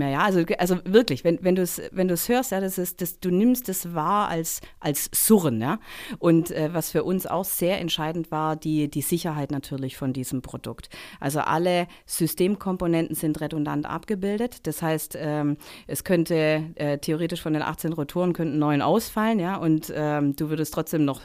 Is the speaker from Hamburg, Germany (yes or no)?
no; Baden-Württemberg, Germany; und ich bin im Stuttgarter Raum, im Neckartal aufgewachsen, ja, und wenn man dann ein Angebot bekommt, ähm, vom Daimler da einzusteigen in das Management-Trainee-Programm